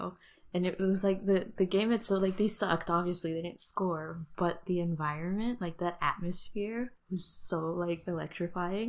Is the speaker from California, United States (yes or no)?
yes; the Bay Area, California, United States; where I grew up in the Bay